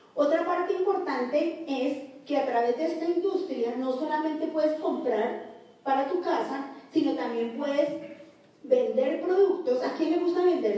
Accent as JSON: {"language": "Spanish", "country": "Colombia", "said": "somos colombianos"}